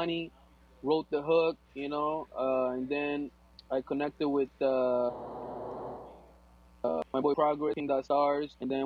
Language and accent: English; Angola; first language Portuguese; English is a second language; moved away; my first language is Portuguese. I'm from Angola